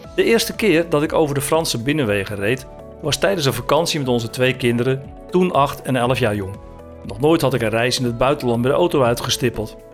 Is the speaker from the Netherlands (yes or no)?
yes; Zaandijk, North Holland, Netherlands; moved away as an adult; also born or lived in village near Maastricht, Limburg; geboren in Zaandijk, pal tegenover de molens van de Zaanse Schans. Toen ik 18 was, werd ik discjockey in de Crazy Horse, een bardiscotheek in Zandam